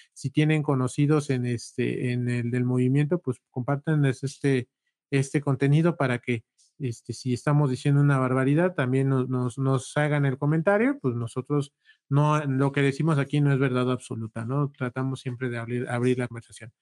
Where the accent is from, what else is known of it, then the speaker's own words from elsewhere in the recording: Huajuapan de León, Oaxaca, Mexico; nosotros somos de Guajuapan